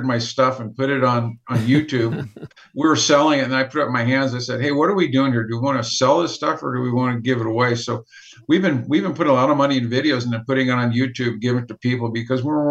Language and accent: English; United States; there's nobody over there but me that were American